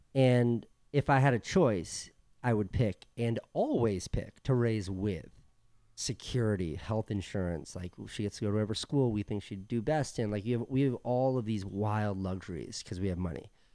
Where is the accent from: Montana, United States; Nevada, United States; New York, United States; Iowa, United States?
New York, United States; New York City; moved away as an adult; now in Venice, United States; we're from New York City